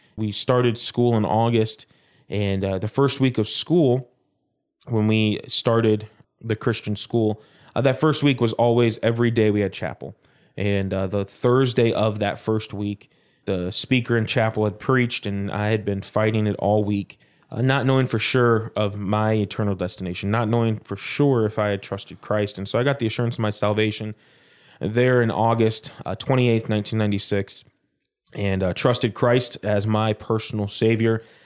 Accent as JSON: {"language": "English", "town": "Prospect Heights", "region": "Illinois", "country": "United States", "tie": "born or raised there", "also_born_or_lived": "Arkansas / Baton Rouge, Louisiana", "said": "At the age of three, uh, we moved up to Prospect Heights, Illinois"}